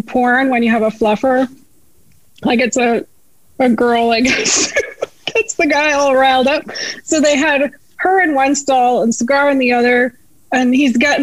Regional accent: Canada; moved away; I'm Canadian

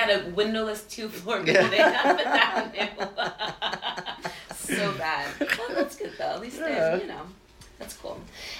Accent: the Catskills, New York, United States; I grew up in the Catskills. But, like, right on the border of Pennsylvania also.

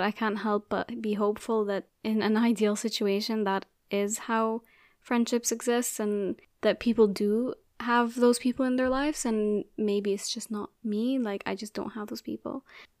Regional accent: Abu Dhabi, United Arab Emirates; So I grew up in Abu Dhabi and I went to an international school.

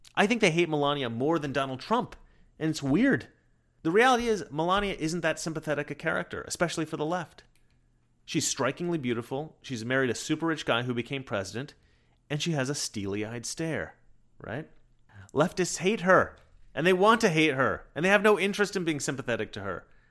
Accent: Oregon, United States; also born or lived in New York; In Oregon, we pride ourselves on our honesty.

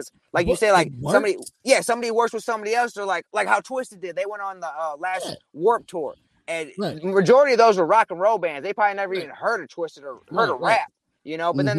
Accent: Midwest, United States; Because, like I said, I'm from the Midwest, so I was just trying to get it.

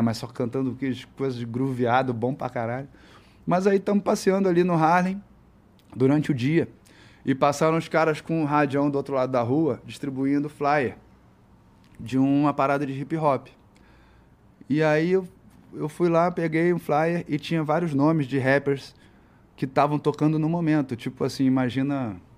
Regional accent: Brazil; eu sou do Brasil, pô, eu faço letra, moleque, 17 anos, 16 anos

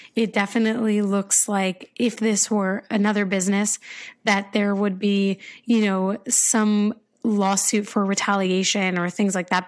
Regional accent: United States; I'm American

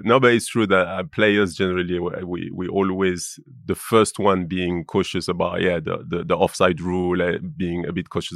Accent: Lyon, Auvergne-Rhône-Alpes, France; English is a second language; moved away as an adult; I grew up in Lyon.

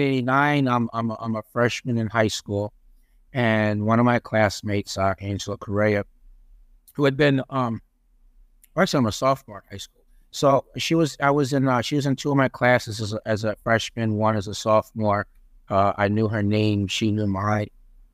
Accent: Peekskill, New York, United States; also born or lived in North Tarrytown; I was born in North Tarrytown, which, of course, later became known as Sleepy Hollow. I grew up in Peekskill, New York, which is in Westchester County, New York. So it was the suburbs, population of approximately 25,000 people.

